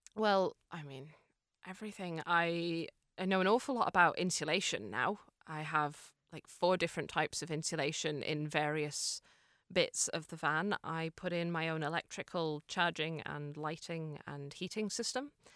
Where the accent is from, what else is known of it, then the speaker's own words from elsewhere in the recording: Fermanagh, Northern Ireland, United Kingdom; also born or lived in Cork, Ireland; now in Dublin, Ireland; I'm originally from Fermanagh, but I lived in Cork for six